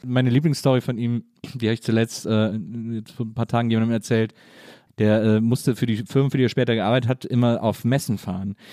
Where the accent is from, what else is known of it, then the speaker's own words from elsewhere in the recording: Cologne, North Rhine-Westphalia, Germany; bin ich eben im Rheinland aufgewachsen